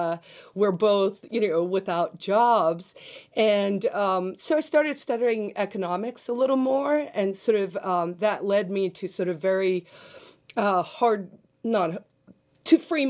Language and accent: English; South Africa; now in United States; So I'm originally from South Africa, but I'm now a U.S. citizen. I became a citizen in 2000.